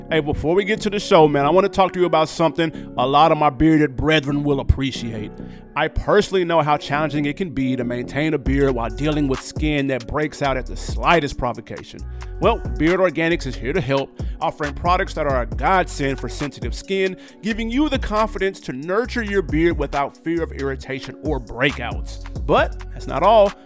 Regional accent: New York, United States; my hometown of New York

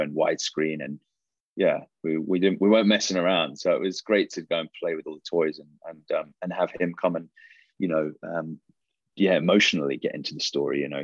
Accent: England, United Kingdom; I was really into sports as a growing up in England, and I was a rugby player

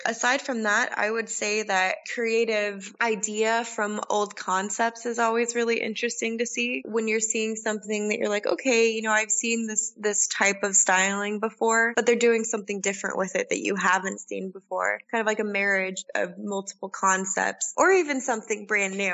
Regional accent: Colorado, United States; moved away as an adult; also born or lived in Australia; now in Prague, Czech Republic; I grew up in Colorado

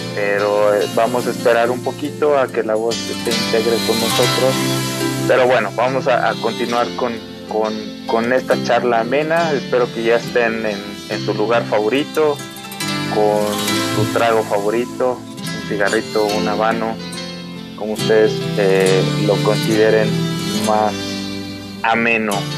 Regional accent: Mexico City, Mexico; now in Aguascalientes, Mexico; también soy chilango, llegué a radicar, como ustedes saben, aquí a Aguascalientes

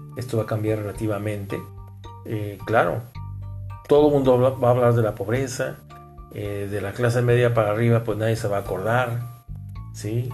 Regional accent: Mexico; somos los mexicanos

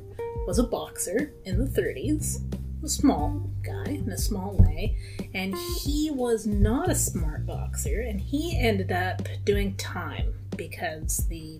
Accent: Weston, Oregon, United States; I'm from Weston

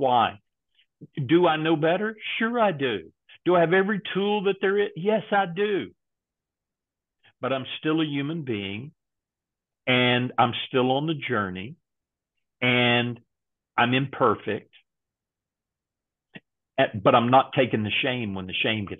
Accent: Texas, United States; I grew up in Texas

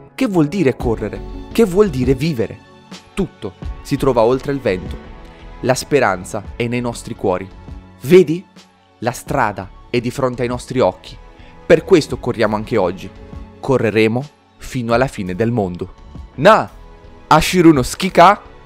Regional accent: Bari, Apulia, Italy; sono di Bari

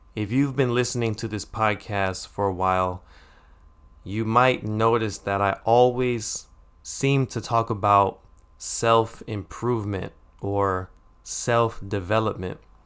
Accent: United States; when we were younger, growing up in America

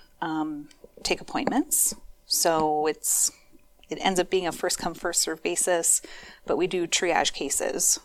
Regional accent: Minneapolis, Minnesota, United States; moved away as an adult; also born or lived in Eau Claire, Wisconsin; I am a Minnesota native. I grew up in the Twin Cities, grew up in Northeast Minneapolis

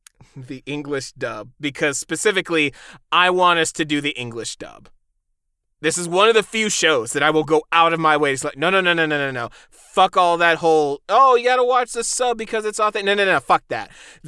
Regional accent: Midwest, United States; I'm from the Midwest. I get the accent to prove it.

